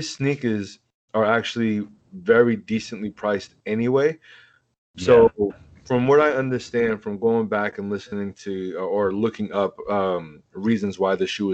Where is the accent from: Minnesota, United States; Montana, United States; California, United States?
California, United States; Oakland; I'm from Oakland.